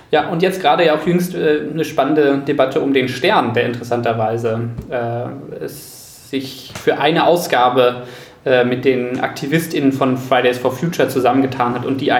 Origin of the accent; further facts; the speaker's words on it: Delmhorst, Lower Saxony, Germany; in der Lokalredaktion äh, in meiner Heimatstadt Delmhorst, für die ich dann eine Weile auch freigeschrieben habe